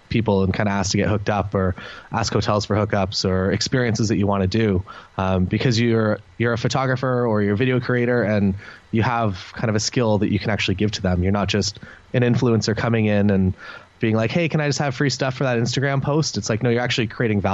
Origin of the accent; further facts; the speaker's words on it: Canada; We're Canadian, so we do get booked kind of across Canada